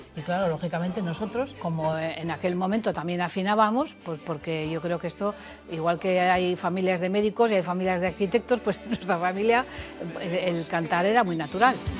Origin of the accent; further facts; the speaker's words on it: Madrid, Community of Madrid, Spain; yo soy de Madrid